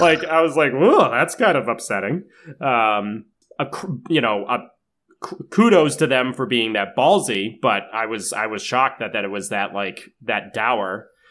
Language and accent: English; Massachusetts, United States; we grew up in Massachusetts